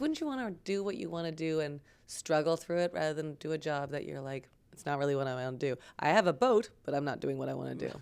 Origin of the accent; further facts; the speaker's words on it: Waterloo, Ontario, Canada; also born or lived in Vancouver / Toronto; I grew up in Waterloo.